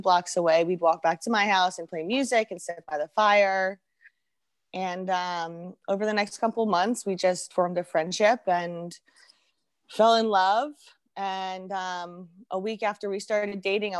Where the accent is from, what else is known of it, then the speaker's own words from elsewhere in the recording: New Jersey, United States; also born or lived in London; I grew up in New Jersey. I was born in London. I grew up in New Jersey.